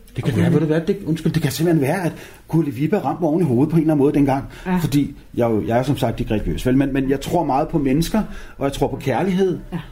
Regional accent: Copenhagen, Capital Region of Denmark, Denmark; jeg voksede op i København K

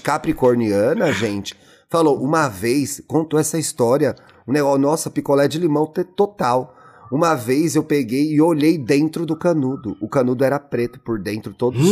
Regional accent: São Paulo, Brazil; eu, como bom paulistano

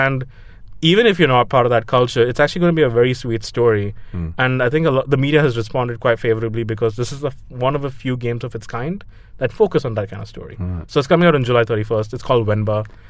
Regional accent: Dubai, United Arab Emirates; I grew up in Dubai, so I really don't have any connection to that.

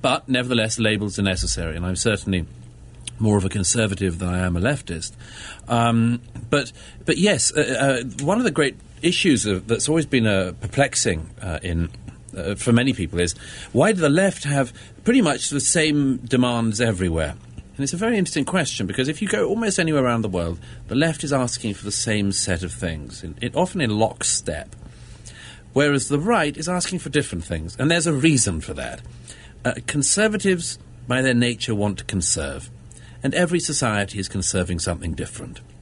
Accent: London, United Kingdom; I'm from Britain uh, born and brought up in London

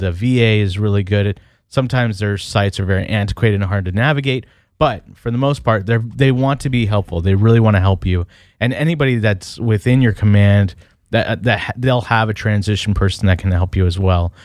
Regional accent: Portland, Oregon, United States; I'm from Portland, Oregon

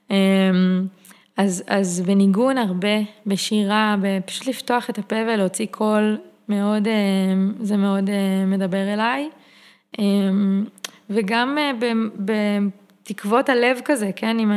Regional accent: Karmiel, Northern District, Israel; אני גדלתי בכרמיאל, יצאתי מהארון בכרמיאל, לא בתל אביב

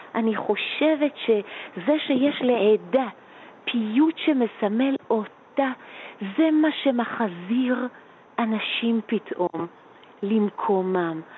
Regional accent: Jerusalem, Jerusalem District, Israel; אני גדלתי בשני יקומים מקבילים. היה אה, בית הכנסת של אבא בשכונת בית וגן

